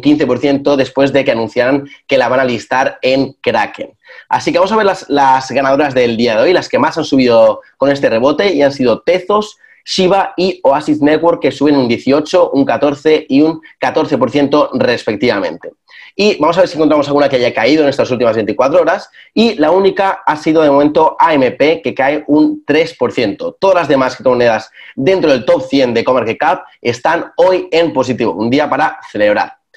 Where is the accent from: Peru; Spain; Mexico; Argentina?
Spain; en España, que es de donde yo soy yo